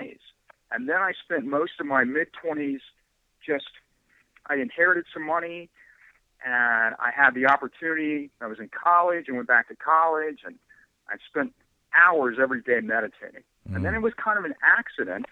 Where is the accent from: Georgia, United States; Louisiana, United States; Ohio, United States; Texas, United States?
Ohio, United States; moved away as an adult; also born or lived in San Francisco; I was born in Ohio in the mid-1950s, and, you know, I went to high school, and everything was pretty, you know, typical